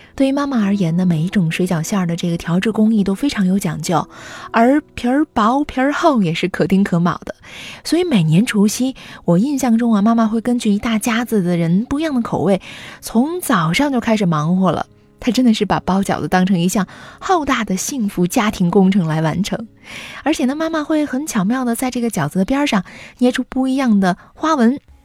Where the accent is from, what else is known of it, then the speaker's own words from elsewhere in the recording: Weifang, Shandong, China; 我的家乡潍坊